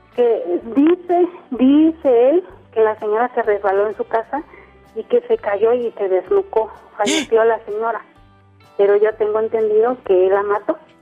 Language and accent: Spanish; Huatulco, Oaxaca, Mexico; now in Oaxaca, Mexico; yo estoy radicando aquí en Oaxaca. Eh, soy de Huatulco, de Bahías de Huatulco